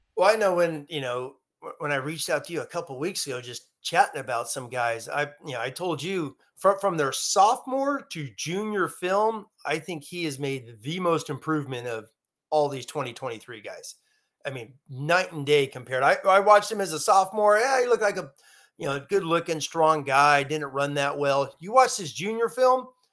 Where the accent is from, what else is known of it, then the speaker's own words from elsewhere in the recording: Long Beach, California, United States; I was born in Long Beach